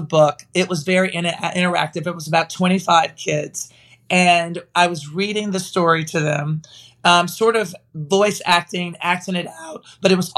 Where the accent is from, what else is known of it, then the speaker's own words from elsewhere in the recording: Nashville, Tennessee, United States; I'm from Nashville